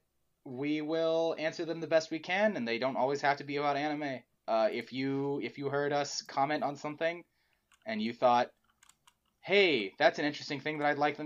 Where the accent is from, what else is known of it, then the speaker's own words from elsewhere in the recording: United States; I'm so used to being an American